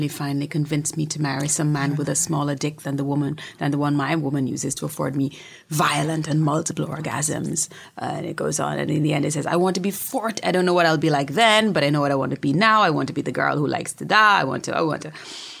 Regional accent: Jamaica; I'm Jamaican and I'm Caribbean

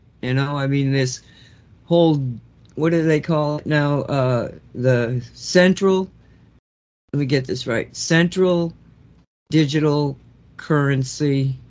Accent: Florida, United States; I'm from Florida.

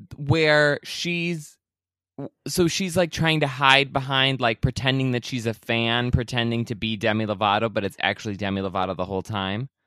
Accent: Elsie, Michigan, United States; the Elsie Dairy Festival in my hometown

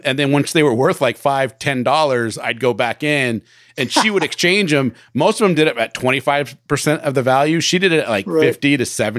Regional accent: Bremerton, Washington, United States; I grew up in Bremerton in Washington, so did Johnny.

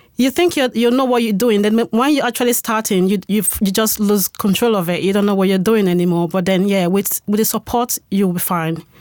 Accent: Spain; moved away as an adult; now in United Kingdom; I am, um, a Spanish citizen. I'm from Spain. So I moved to the U K six years ago.

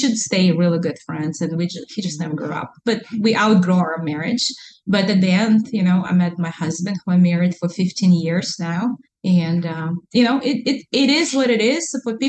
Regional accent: Alaska, United States; also born or lived in Russia; I lived in Alaska longer than I lived in Russia. I was born in Russia, but I'm Alaskan.

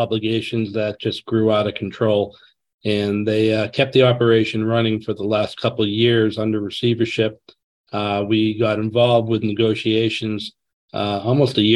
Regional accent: Needham, Massachusetts, United States; also born or lived in Canton, Massachusetts / Dover, Massachusetts; I grew up in Needham.

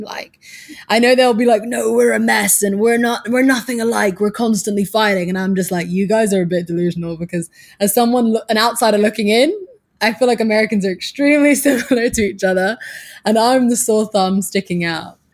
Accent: Suffolk, East of England, United Kingdom; moved away as an adult; also born or lived in Abu Dhabi, United Arab Emirates; now in New York City, United States; I grew up in Suffolk in England, and that's the countryside

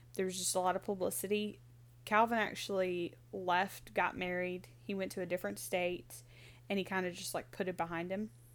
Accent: Mississippi, United States; we're not from Pascagoula, but from our home state

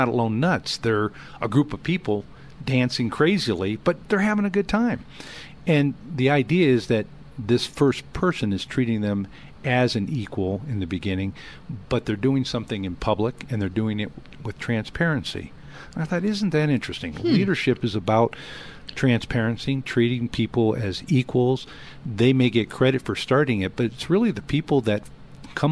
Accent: Southern California, United States; I grew up in Southern California

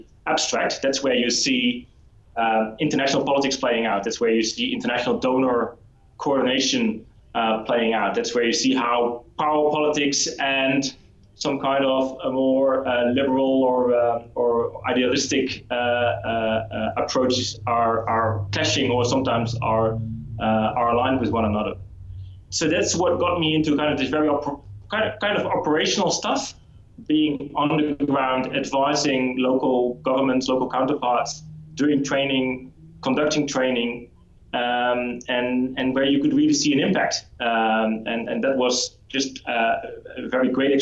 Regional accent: Netherlands; moved away as an adult; now in Australia; I'm not Australian. So I moved to Australia only about a year ago and had a previous career back in Europe, back in the Netherlands

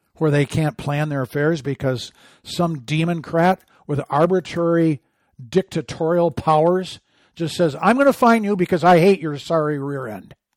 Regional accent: Michigan, United States; moved away; I'm from Michigan

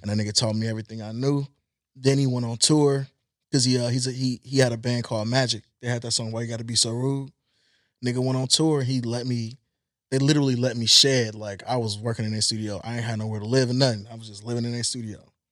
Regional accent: Compton, California, United States; also born or lived in Long Beach; I'm from Long Beach, I'm from Compton. I was born in Compton

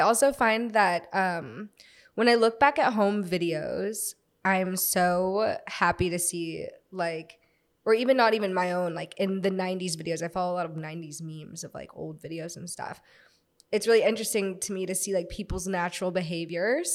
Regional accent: Florida, United States; also born or lived in Virginia; I'm from Florida. I'm from, like, a town outside of Florida, but I was born in Virginia, moved very shortly after

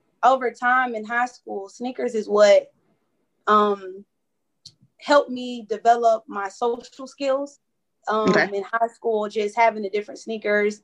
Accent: Jacksonville, Florida, United States; also born or lived in Orangeburg, South Carolina / Georgia; now in Spartanburg, United States; I'm from Jacksonville, Florida originally, but now I'm located in Spartanburg and Orangeburg, South Carolina.

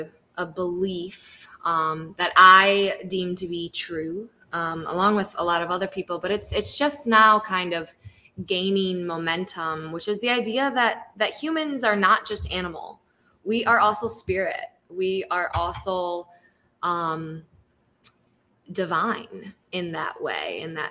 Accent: Lansing, Michigan, United States; also born or lived in North Carolina / Nicaragua / Costa Rica; I'm born and raised in Michigan, in Lansing

